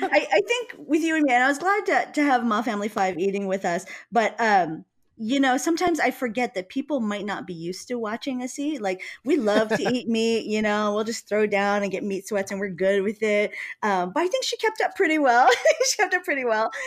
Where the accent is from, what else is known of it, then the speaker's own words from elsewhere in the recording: Hawaii, United States; I'm from Hawaii